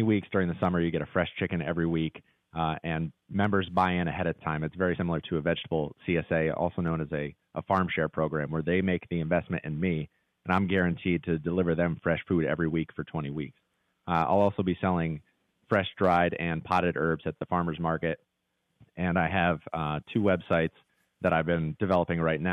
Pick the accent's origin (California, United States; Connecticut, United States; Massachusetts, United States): Connecticut, United States; moved away as an adult; also born or lived in New York City; I grew up in Connecticut, moved to New York City.